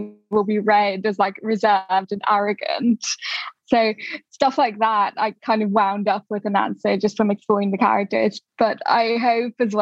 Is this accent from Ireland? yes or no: yes; Dublin, Leinster, Ireland; now in London, United Kingdom; I grew up in Dublin